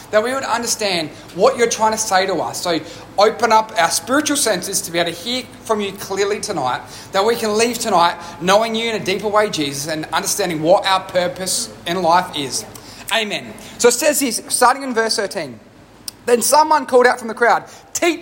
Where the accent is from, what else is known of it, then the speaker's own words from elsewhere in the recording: Australia; I'm an Australian who's grown up in Australia